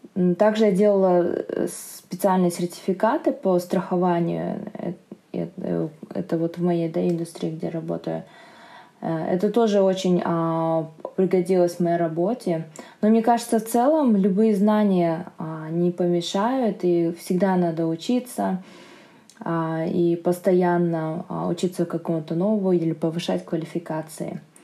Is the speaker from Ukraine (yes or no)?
no; Almaty, Kazakhstan; moved away as an adult; also born or lived in England; now in Singapore; мне тридцать шесть лет, я из Алматы.